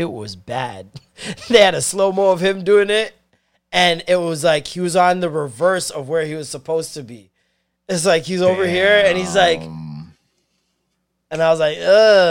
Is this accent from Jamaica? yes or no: yes; Jamaica; As a Jamaican, I am disgusted and concerned.